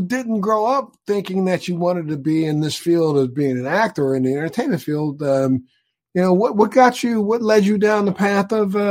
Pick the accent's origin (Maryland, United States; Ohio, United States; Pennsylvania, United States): Maryland, United States; Baltimore; Wow, well, I'm a Maryland boy. I'm from Baltimore originally